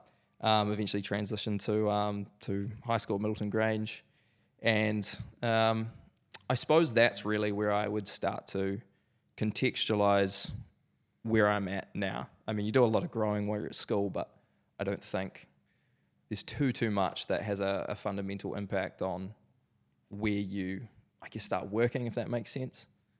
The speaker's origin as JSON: {"language": "English", "town": "Christchurch", "region": "Canterbury", "country": "New Zealand", "tie": "born or raised there", "said": "I was born here in Christchurch, beautiful city, love the city. Born in a family of four, so mum, dad, brother. Born in the fantastic suburb of Lynwood."}